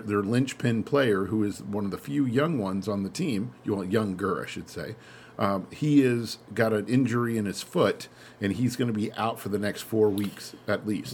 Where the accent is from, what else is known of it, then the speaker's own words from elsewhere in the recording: United States; as an American